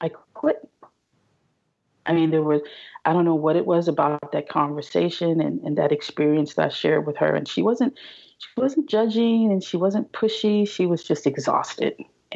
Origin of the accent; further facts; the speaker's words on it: California, United States; also born or lived in Pasadena / Los Angeles / San Diego; I'm a California native.